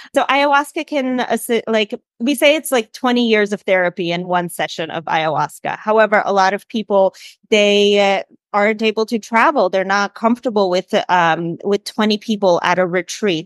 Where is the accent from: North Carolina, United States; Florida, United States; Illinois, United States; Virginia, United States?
Illinois, United States; Chicago; moved away as an adult; also born or lived in Colombia; I'm originally from Chicago. I grew up in Chicago.